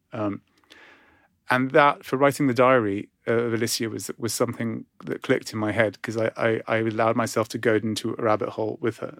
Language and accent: English; Cyprus; moved away; growing up in Cyprus